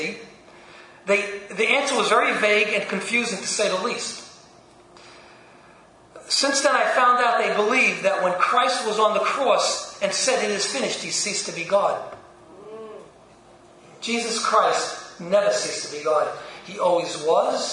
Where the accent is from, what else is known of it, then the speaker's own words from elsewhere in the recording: New York City, New York, United States; I was born in Brooklyn